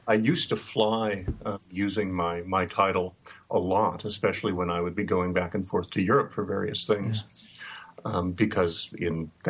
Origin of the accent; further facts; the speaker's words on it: Bellevue, Nebraska, United States; moved away as an adult; now in Bloomfield, United States; But I grew up and lived in Bellevue, Nebraska, which back then was about 10 miles south of Omaha